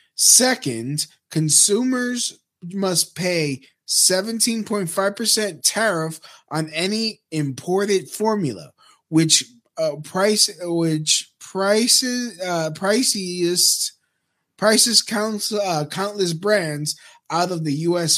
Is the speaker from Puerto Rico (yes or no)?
yes; Puerto Rico; my home, my home country, Puerto Rico